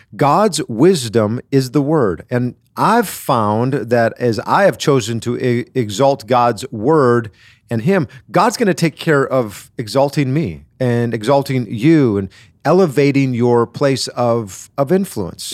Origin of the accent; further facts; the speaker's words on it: Wisconsin, United States; I grew up in Wisconsin